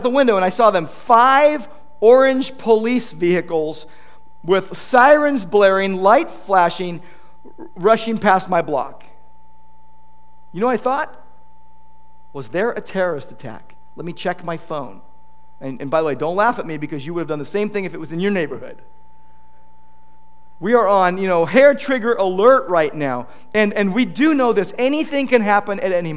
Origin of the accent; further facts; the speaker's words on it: United States; we as American Christians